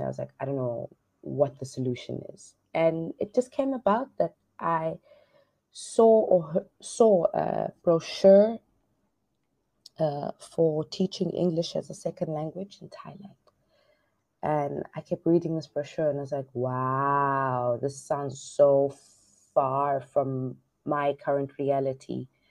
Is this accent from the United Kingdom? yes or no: no; South Africa; now in Hoi An, Vietnam; I'm from South Africa